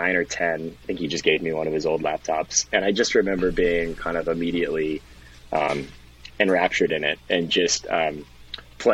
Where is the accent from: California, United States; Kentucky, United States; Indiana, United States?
Kentucky, United States; Lexington; moved away; also born or lived in Austin / Miami / San Francisco; I grew up in Lexington, Kentucky